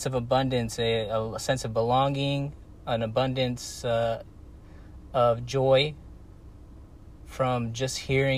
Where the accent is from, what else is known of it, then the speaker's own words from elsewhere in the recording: United States; moved away as an adult; now in Guatemala; as an American